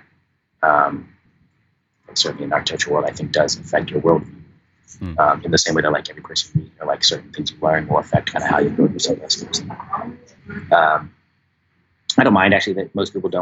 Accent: San Diego, California, United States; I grew up in San Diego and like just a boring, typical, like middle-class suburb

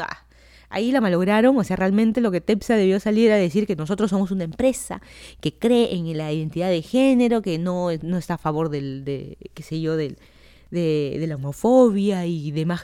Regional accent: Lima, Peru; moved away as an adult; also born or lived in Miami, United States; now in Fairfax County, Virginia, United States; yo soy de Lima, Perú.

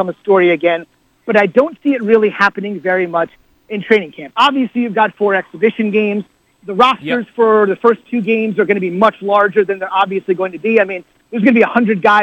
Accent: New Jersey, United States; moved away; also born or lived in Des Moines, Iowa; When I was a kid growing up in New Jersey

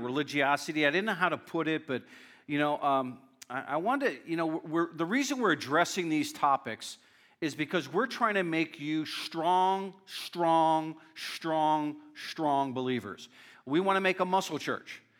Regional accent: Northeast Pennsylvania, United States; I grew up in a very strong uh, Northeast Pennsylvania

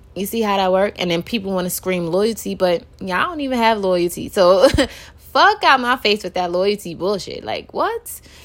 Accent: New York City, New York, United States; born and raised in Brooklyn.

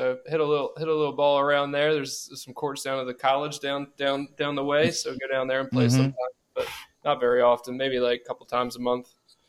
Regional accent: Reisterstown, Maryland, United States; now in Virgin Islands; I'm from Reisterstown, Maryland.

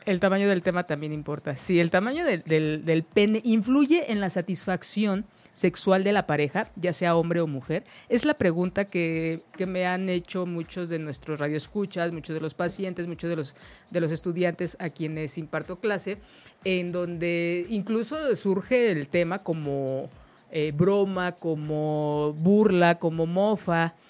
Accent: Mexico; como mexicanos

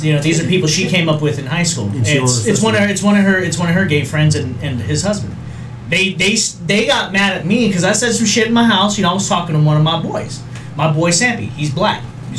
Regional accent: Las Vegas, Nevada, United States; Well, I'm from Vegas.

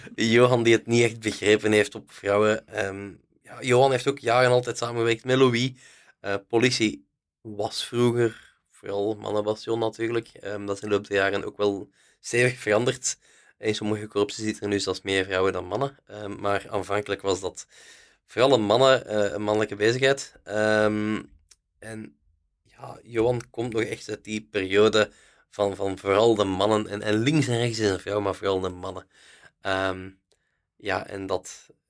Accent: Haacht, Flanders, Belgium; ik van Haagd ben, ik ken veel volk, veel mensen kennen mij

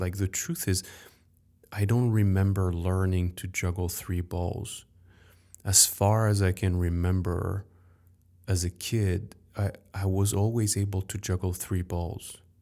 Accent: Paris, Île-de-France, France; I grew up in Paris

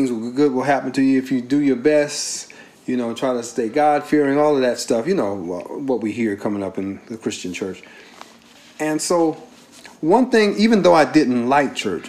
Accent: Carson, California, United States; We grew up together in Carson

